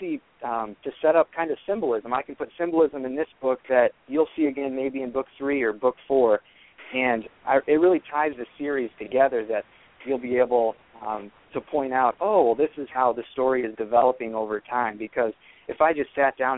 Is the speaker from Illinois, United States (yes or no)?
yes; Bloomington, Illinois, United States; moved away as an adult; now in Davenport, United States; After growing up in Bloomington, Illinois, I attended Central Catholic High School, graduated from there in the spring of 2010, and I lived there pretty much my whole life